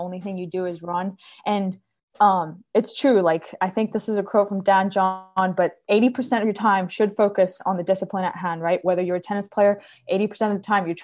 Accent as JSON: {"language": "English", "country": "Cyprus", "also_born_or_lived": "Charleston, South Carolina / North Carolina", "moved": "as an adult", "lives_now": "Columbia, United States", "said": "I'm originally from Cyprus, the island Cyprus, not Cyprus, California, in the Mediterranean."}